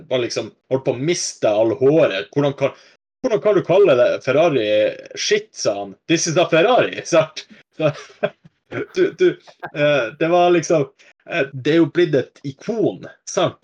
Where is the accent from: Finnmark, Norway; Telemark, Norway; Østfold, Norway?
Finnmark, Norway; Vadsø; jeg vokste opp i Vadsø